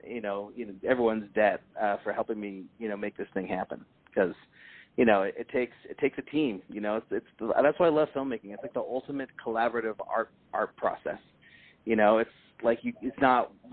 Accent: Berkeley, California, United States; I grew up in Berkeley

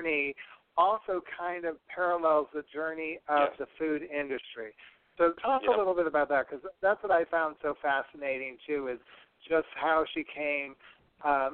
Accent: Rochester, New York, United States; I'm from Rochester, New York

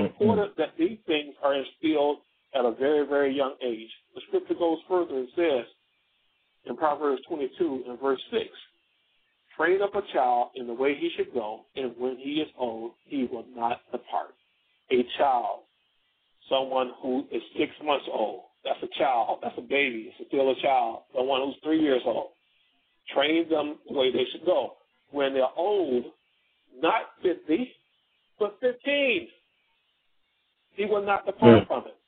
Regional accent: South Georgia, United States; I grew up in the South, in South Georgia, small town

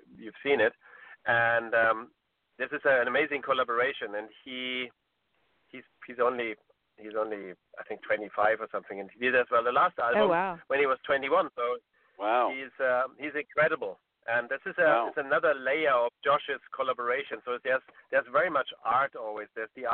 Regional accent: Munich, Bavaria, Germany; moved away; I haven't been in Munich for a long time, and that's my hometown

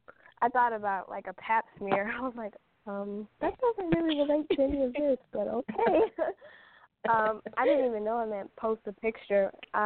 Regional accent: Tucson, Arizona, United States; now in Atlanta, United States; I'm from Tucson, Arizona. I live in Atlanta, more east.

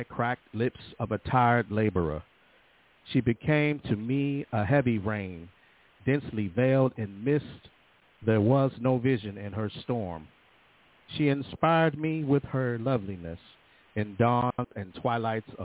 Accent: Northern Virginia, United States; I'm from Virginia. You know, matter of fact, they call me Yankee because I'm as far north as you can be in Northern Virginia

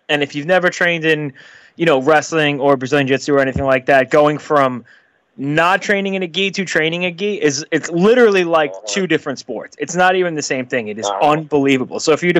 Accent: Long Island, New York, United States; I'm from Long Island, you know, about 20 minutes from New York City.

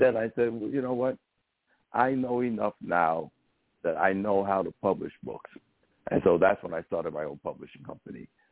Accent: New York City, New York, United States; I grew up in the South Bronx first, where there was a bunch of gangs

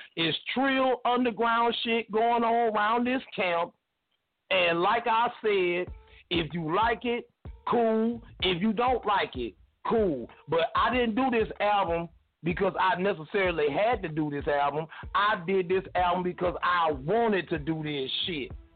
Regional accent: the South, United States; I'm from the South

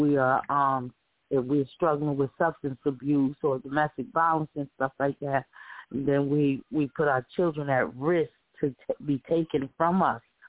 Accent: Paterson, New Jersey, United States; now in Bogota, United States; I'm from Paterson, New Jersey

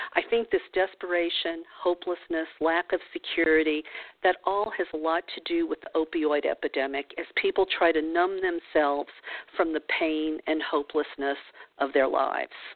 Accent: New Orleans, Louisiana, United States; I grew up in the New Orleans region of the of the South, uh, southern portion of the United States

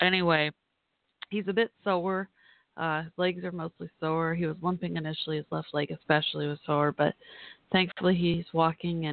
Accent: Texas, United States; I'm from Texas

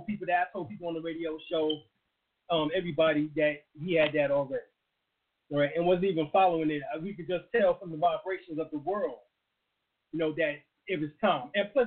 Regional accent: North Carolina, United States; I traveled a long way. I came from North Carolina.

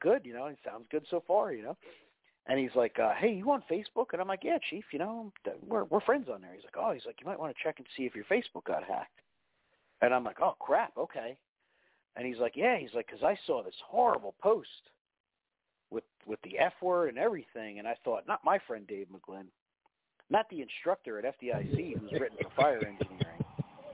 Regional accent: New Jersey, United States; moved away; the house I grew up in Jersey

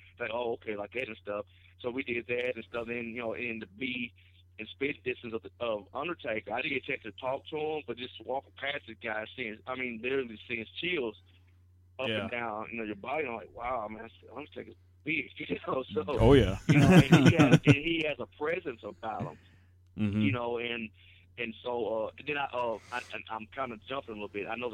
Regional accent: Osceola, Arkansas, United States; my hometown, Osceola

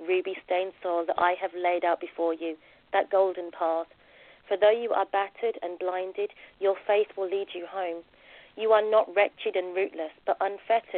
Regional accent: London, United Kingdom; also born or lived in Jamaica; I was born in Plaistow, East London, and I went to an all-girl Catholic secondary school

